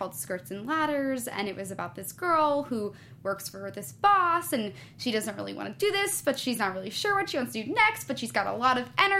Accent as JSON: {"language": "English", "region": "New York", "country": "United States", "tie": "born or raised there", "moved": "as an adult", "lives_now": "Los Angeles, United States", "said": "I was still living in New York at that time. I wasn't even living in L.A., because I grew up in New York."}